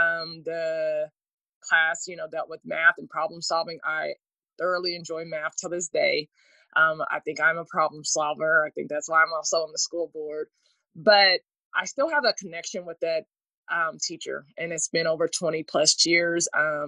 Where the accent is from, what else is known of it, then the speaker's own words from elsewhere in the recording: Junction City, Kansas, United States; I have a really good friend that works for Phillips 66, and we are both from Junction City, had the same teacher, took the same path in accounting